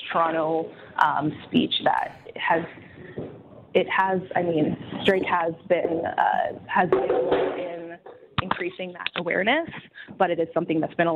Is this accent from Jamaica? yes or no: yes; Jamaica; being Jamaican myself